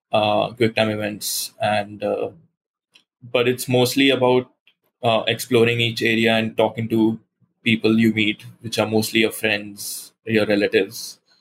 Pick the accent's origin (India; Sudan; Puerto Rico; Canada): India; Goa; it's inspired by my hometown, which is Goa in India, which is a coastal state, and it's very warm and beaches and palm trees and a very cozy atmosphere that way.